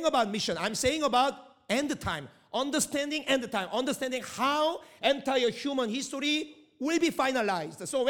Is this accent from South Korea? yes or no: yes; South Korea; first language Korean; English is a second language; moved away as an adult; also born or lived in Middle East; I'm Korean person, but at the same time, I didn't come from Korea